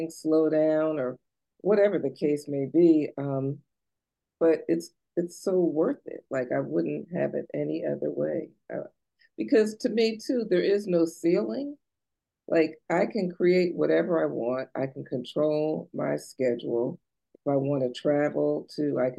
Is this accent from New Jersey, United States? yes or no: yes; New Jersey, United States; now in Maryland, United States; I'm from New Jersey originally